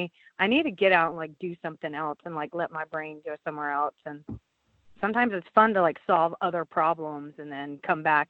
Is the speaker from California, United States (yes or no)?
no; Louisiana, United States; I'm from Louisiana